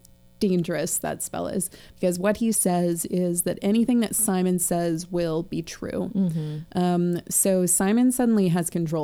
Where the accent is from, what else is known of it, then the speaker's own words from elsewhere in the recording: United States; So as an American child